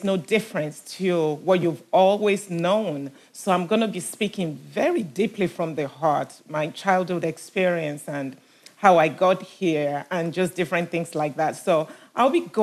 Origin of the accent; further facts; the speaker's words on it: Nigeria; moved away; also born or lived in Enfield, London, England; about age five, me and my sister, we were taken back to Nigeria with my parents